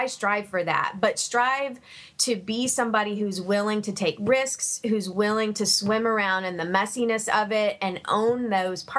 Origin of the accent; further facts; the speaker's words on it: Savannah, Georgia, United States; I'm originally from Savannah, Georgia